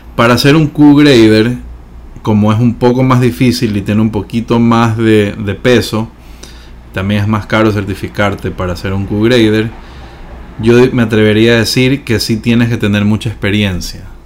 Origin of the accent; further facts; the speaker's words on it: Ecuador; soy ahorita el primer certificador ecuatoriano